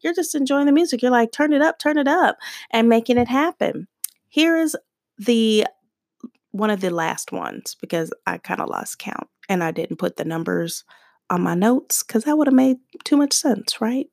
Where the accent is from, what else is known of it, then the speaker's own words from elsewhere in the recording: Tucson, Arizona, United States; being a girl growing up in Tucson, Arizona